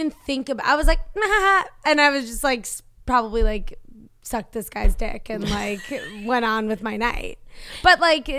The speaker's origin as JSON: {"language": "English", "region": "East Coast", "country": "United States", "tie": "born or raised there", "said": "I didn't know existed because I grew up on the East Coast."}